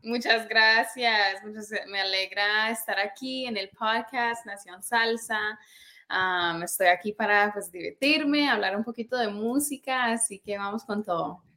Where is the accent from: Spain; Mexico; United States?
United States; New York; creciendo en New York escuchaba pop